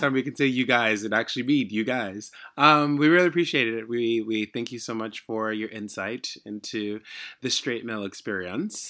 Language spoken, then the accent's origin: English; United States; also born or lived in Haiti; even though I was growing up in America, I was still in a Haitian